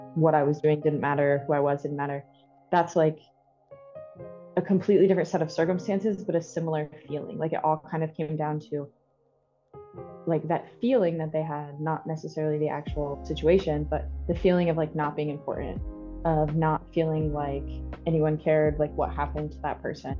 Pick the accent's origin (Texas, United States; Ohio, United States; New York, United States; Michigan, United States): Ohio, United States; moved away as an adult; also born or lived in Kentucky; now in Jackson, United States; I'm originally from Ohio